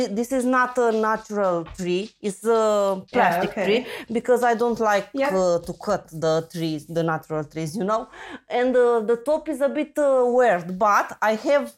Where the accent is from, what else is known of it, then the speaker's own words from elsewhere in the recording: Romania; English is a second language; also born or lived in Constanța; I'm from Romania. I'm from a small town in the mountains, but right now I live in Constanța at the seaside